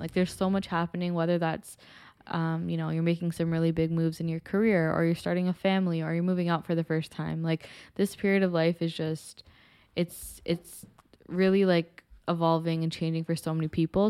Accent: Toronto, Ontario, Canada; I am born and raised in Toronto as well, um, specifically in Scarborough my whole life.

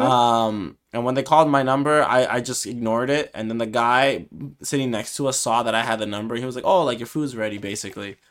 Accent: United States; I'm from America, like, we're from the U S

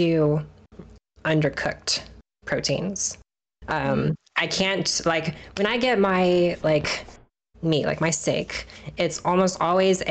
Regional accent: Kansas, United States; now in Maryland, United States; so I live in Maryland on the East Coast. I'm originally from Kansas in the Midwest

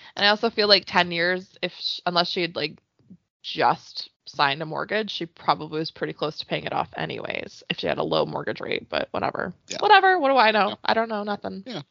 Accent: Canada; as a Canadian

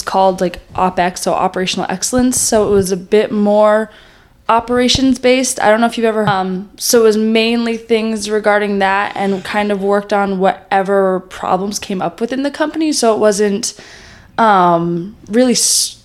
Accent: Newtown, Connecticut, United States; moved away as an adult; now in Boston, United States; I'm originally from Newtown, Connecticut

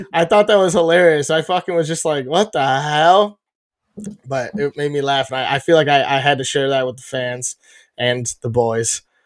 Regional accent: Chicago, Illinois, United States; being a Chicagoan or a, a person from Chicago ish

